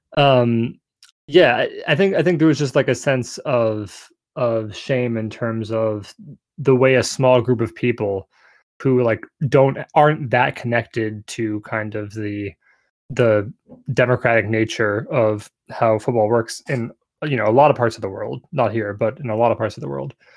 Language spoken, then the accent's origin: English; United States; as an American